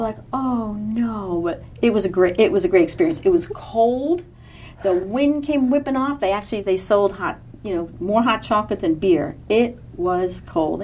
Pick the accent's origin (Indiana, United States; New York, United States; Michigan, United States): New York, United States; moved away as an adult; now in Texas, United States; I'm from New York, and uh, my family um, big Mets fans